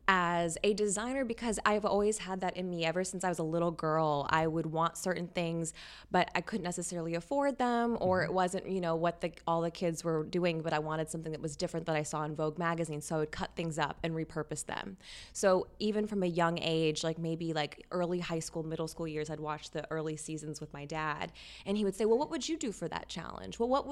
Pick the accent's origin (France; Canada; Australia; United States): United States; Louisiana; moved away; also born or lived in Texas / New York; Louisiana and Texas. I moved around a lot. Gotcha. But yes, I grew up in Louisiana.